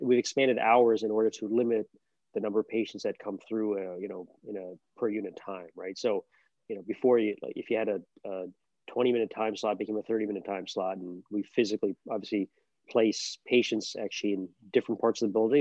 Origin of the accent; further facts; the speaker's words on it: Albany, New York, United States; moved away as an adult; also born or lived in Boston / Texas / California / San Diego; now in Buffalo, United States; I grew up in Albany